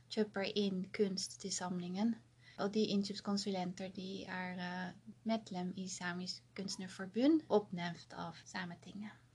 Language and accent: Norwegian; Netherlands; now in Karasjok, Norway; opprinnelig fra Nederland